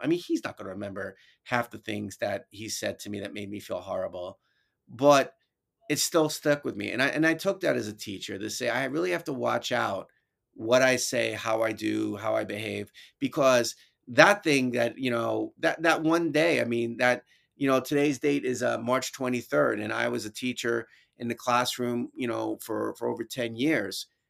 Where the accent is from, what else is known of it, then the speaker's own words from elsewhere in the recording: New York City, New York, United States; accent: New York; moved away; also born or lived in Albany, New York; my New York accent, 'cause I was from the city originally